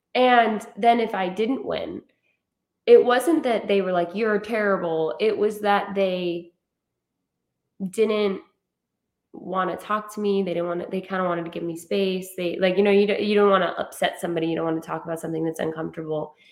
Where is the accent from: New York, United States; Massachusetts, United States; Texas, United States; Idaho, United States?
Idaho, United States; Rexburg; now in San Diego, United States; I'm from Idaho, um, Rexburg, Idaho, and kind of just grew up in you know a typical like you kind of know everybody uh, at home